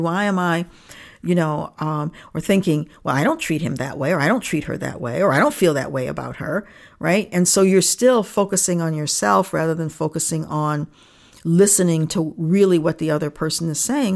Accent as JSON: {"language": "English", "town": "Niagara Falls", "region": "New York", "country": "United States", "tie": "born or raised there", "also_born_or_lived": "Rochester, New York", "said": "I grew up in Niagara Falls, New York, and my parents are Canadians."}